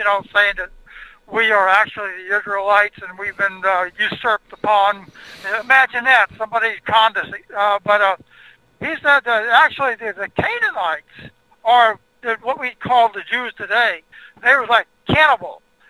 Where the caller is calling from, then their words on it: Houston, Texas, United States; I'm in Houston, Texas.